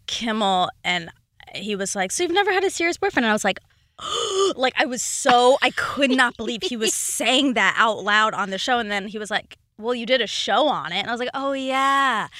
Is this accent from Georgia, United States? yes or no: yes; Duluth, Georgia, United States; Duluth, like half hour outside Atlanta.